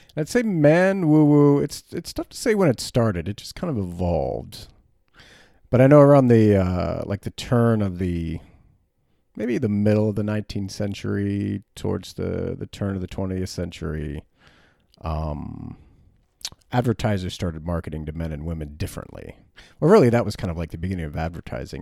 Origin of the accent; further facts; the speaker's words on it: United States; as an American man